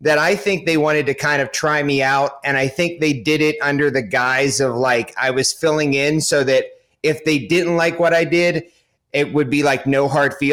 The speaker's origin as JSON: {"language": "English", "town": "Pittsburgh", "region": "Pennsylvania", "country": "United States", "tie": "born or raised there", "said": "I grew up in Pittsburgh"}